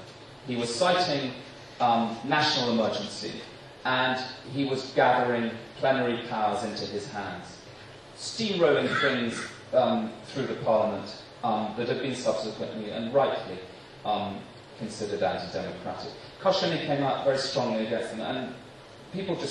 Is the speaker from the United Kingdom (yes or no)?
yes; London, United Kingdom; moved away as an adult; as a Brit